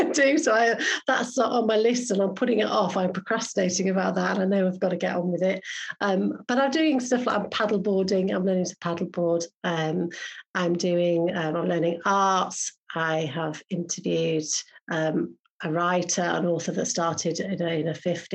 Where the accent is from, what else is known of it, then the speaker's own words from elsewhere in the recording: Yorkshire and the Humber, United Kingdom; I am a Yorkshire girl